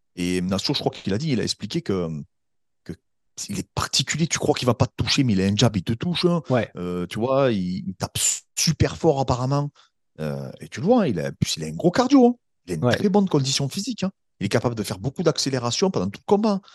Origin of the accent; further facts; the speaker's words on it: France; en tant que Français